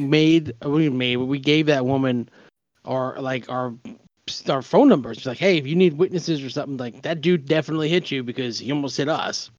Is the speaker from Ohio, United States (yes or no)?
no; New York, United States; now in Pennsylvania, United States; we're from New York